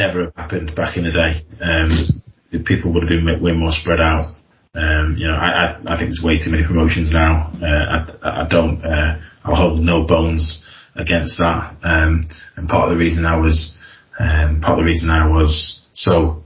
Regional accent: Blackpool, North West England, United Kingdom; I'm from Blackpool, and we do the shows in Wigan

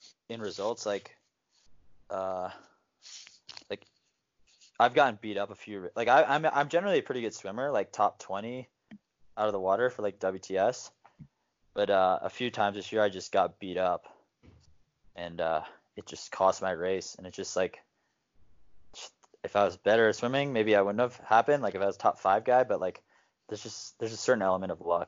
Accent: New Jersey, United States; I'm from New Jersey

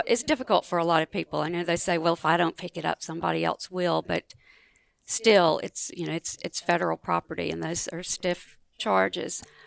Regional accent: Marks, Mississippi, United States; I grew up in Marks, Mississippi, which is the northwest corner of Mississippi, over in the Delta

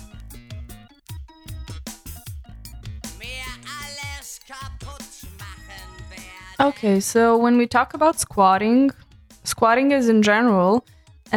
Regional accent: Serbia; moved away as an adult; now in Berlin, Germany; I am from Serbia

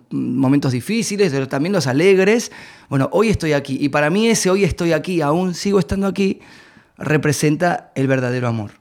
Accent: Argentina

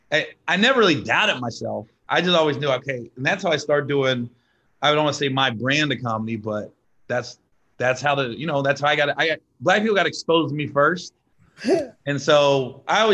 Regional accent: Cincinnati, Ohio, United States; moved away; also born or lived in San Diego; I grew up in Cincinnati, but I started doing stand-up in San Diego

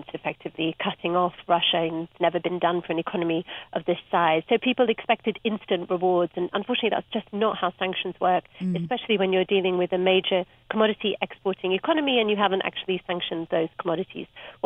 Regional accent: Cape Town, Western Cape, South Africa; moved away; I grew up in Cape Town and I was there for the 1980s

